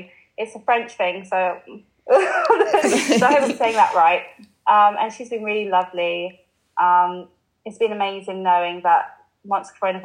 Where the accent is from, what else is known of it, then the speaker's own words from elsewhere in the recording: London, United Kingdom; moved away as an adult; now in Liverpool, United Kingdom; I grew up in London, and I did really like, I love growing up in London